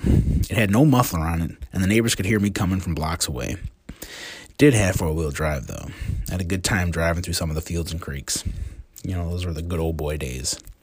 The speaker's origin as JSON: {"language": "English", "town": "Joliet", "region": "Illinois", "country": "United States", "tie": "born or raised there", "also_born_or_lived": "Elwood, Illinois", "said": "I was a kid growing up in Joliet in the nineteen eighties"}